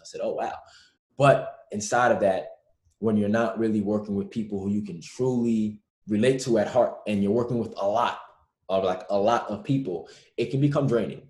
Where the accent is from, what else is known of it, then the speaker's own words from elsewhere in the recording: New York, United States; growing up in New York